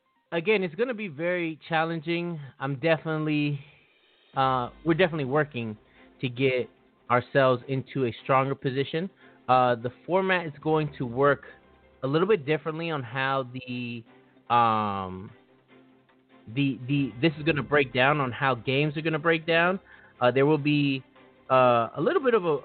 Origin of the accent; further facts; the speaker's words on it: Maryland, United States; I am from Maryland. I'm actually closer to DC. Well, actually, I'm now I'm smack dab in the middle, but I grew up in Hinesville, which is about a skip throw, literally, from DC.